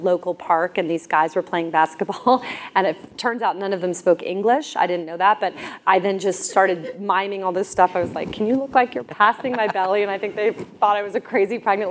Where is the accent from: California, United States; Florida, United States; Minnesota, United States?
Florida, United States; Clearwater; I was born on Clearwater Beach in America